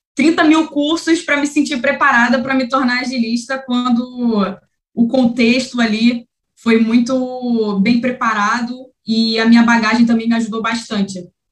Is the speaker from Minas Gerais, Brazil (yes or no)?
no; Rio de Janeiro, Brazil; sou aqui do Rio de Janeiro